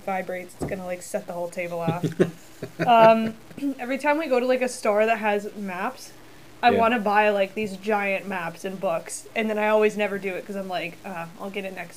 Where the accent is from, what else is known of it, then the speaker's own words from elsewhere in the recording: Niagara Falls, Ontario, Canada; moved away as an adult; also born or lived in Hamilton / St. Catharines; now in Ottawa, Canada; grew up in Niagara Falls, was born in Niagara Falls. Technically, I was born in Hamilton, but... Born in Niagara Falls, moved to St. Catharines when I was 14